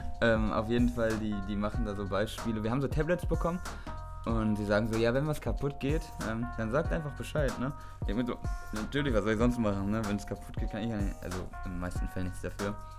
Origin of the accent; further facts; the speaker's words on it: Einbeck, Lower Saxony, Germany; moved away as an adult; now in Hamburg, Germany; aus der kleinen Stadt Einbeck, wo wir herkommen